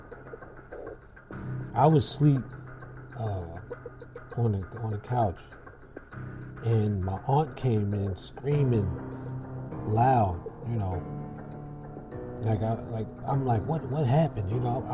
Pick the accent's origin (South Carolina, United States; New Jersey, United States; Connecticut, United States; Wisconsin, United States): New Jersey, United States; Jersey City; moved away; I'm originally from Jersey City, New Jersey